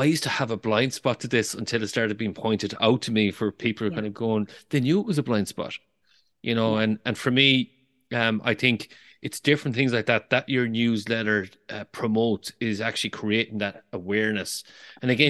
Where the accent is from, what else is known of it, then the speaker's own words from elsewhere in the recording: Galway, Connacht, Ireland; a Galway man